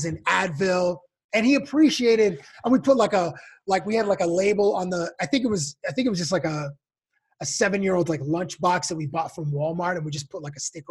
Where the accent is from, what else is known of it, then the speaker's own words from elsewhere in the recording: Toronto, Ontario, Canada; moved away as an adult; now in Las Vegas, United States; I'm from Toronto